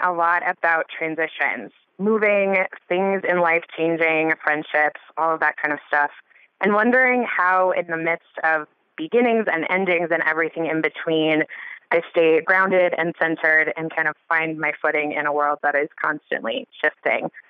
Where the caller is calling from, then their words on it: Colorado Springs, Colorado, United States; I'm calling from Colorado Springs.